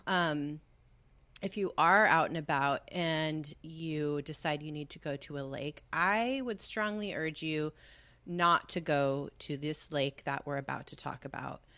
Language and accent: English; Southern California, United States; We're from the orange groves of Southern California